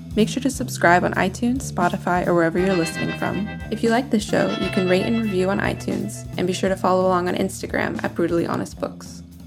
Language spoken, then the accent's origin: English; Florida, United States; I am from Florida